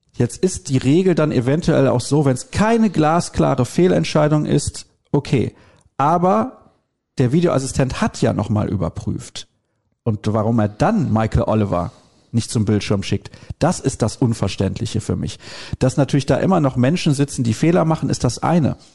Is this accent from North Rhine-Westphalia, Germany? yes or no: yes; Solingen, North Rhine-Westphalia, Germany; Einfach Blödsinn kallen oder dösig kallen, wie man bei uns in Solingen sagt